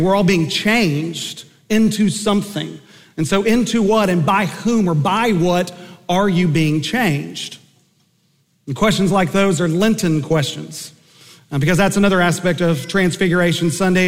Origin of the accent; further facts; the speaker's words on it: Enid, Oklahoma, United States; I grew up in Enid, Oklahoma